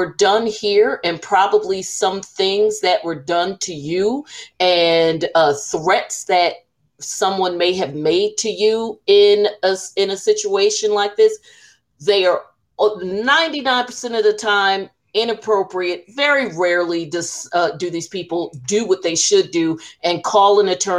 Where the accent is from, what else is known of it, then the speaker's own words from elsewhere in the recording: New Jersey, United States; we're from Jersey